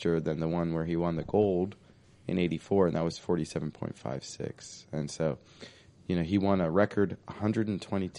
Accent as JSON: {"language": "English", "town": "Oakwood", "region": "Ohio", "country": "United States", "tie": "born or raised there", "said": "I grew up in Oakwood, nearby Oakwood"}